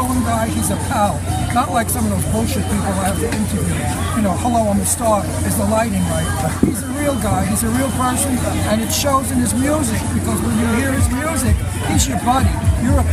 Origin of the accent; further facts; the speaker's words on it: New York City, New York, United States; I'm from Brooklyn. I was raised